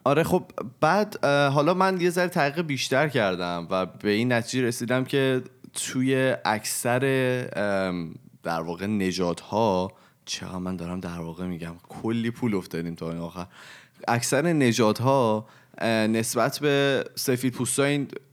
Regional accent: Iran; moved away; also born or lived in Canada; از اون به بعد من هر کی از من پرسید چه کجایی هستی من اول گفتم ایرانی هم

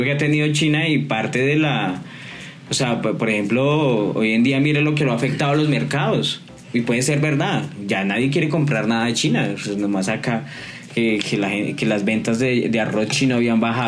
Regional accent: Colombia

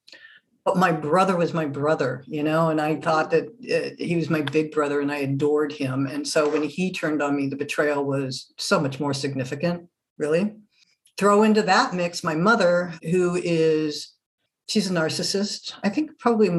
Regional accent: Germany; moved away; also born or lived in France; I'm originally not from this country, originally from Germany, born and raised. Well, actually, I was born in France

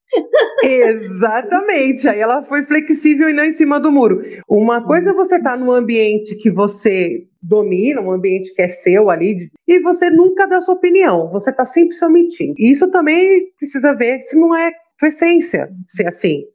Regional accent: São Paulo, Brazil; Eu sou de São Paulo

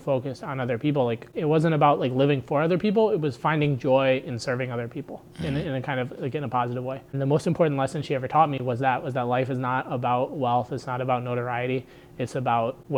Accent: Akron, Ohio, United States; growing up in Northwest Akron

